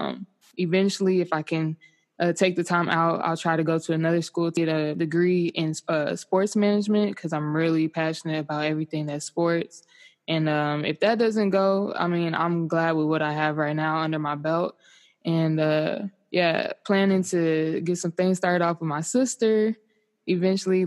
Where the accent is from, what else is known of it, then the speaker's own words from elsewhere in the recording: Euless, Texas, United States; moved away as an adult; also born or lived in Dallas, Texas; now in Irvine, United States; born and raised in Texas. Dallas is where I was born